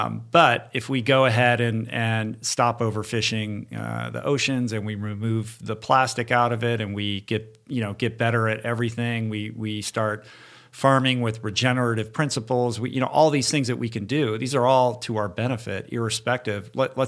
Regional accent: Bethesda, Maryland, United States; Mm-hmm. I'm from Bethesda.

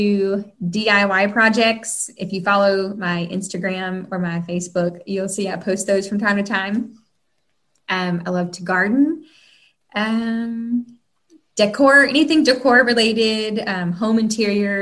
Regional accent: North Carolina, United States; moved away as an adult; now in Nashville, United States; I am a Southern girl. I'm originally from North Carolina. I live here in Nashville. I've been living here for 14 years

